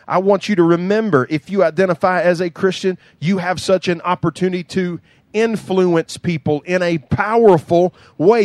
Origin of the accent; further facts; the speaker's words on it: United States; I grew up in Doug Spur with an outhouse